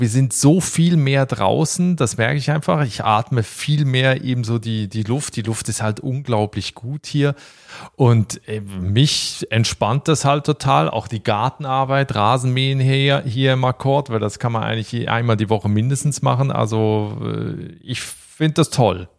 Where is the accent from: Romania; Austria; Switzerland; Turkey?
Switzerland; moved away as an adult; also born or lived in Berlin, Germany; now in Ireland; ich habe noch einen Schweizer Pass, dass es meine Heimat ist